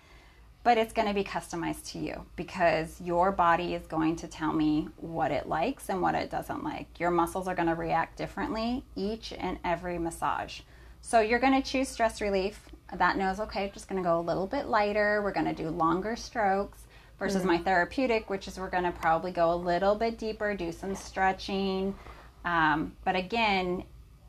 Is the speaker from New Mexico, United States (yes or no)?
no; California, United States; also born or lived in Idaho; I was from California